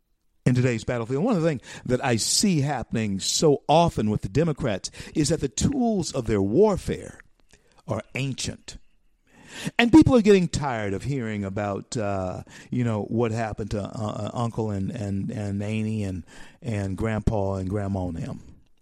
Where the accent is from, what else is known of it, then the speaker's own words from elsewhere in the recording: the South, United States; because I grew up in the South.